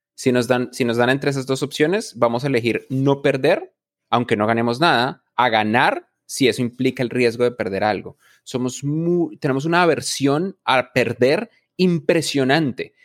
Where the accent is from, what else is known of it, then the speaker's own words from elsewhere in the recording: Bogotá, Colombia; moved away; yo nací en Bogotá, Colombia, yo soy un man de las montañas